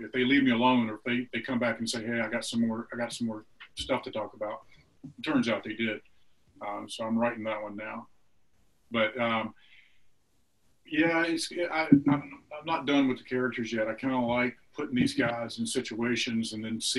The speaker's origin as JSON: {"language": "English", "region": "Mississippi", "country": "United States", "said": "I'm from Mississippi"}